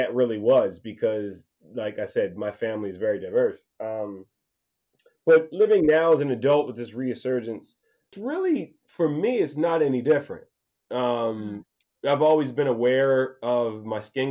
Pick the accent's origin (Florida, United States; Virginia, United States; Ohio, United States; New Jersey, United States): New Jersey, United States; Woodbury; now in Sicklerville, United States; I was born and raised in Woodbury, New Jersey. I currently live in Sicklerville, New Jersey.